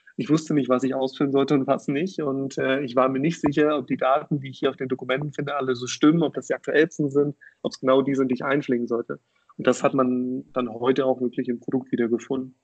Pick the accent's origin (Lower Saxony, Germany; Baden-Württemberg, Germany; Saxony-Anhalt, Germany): Saxony-Anhalt, Germany; near Magdeburg; moved away as an adult; also born or lived in Berlin; Ich komme aus der Nähe von Magdeburg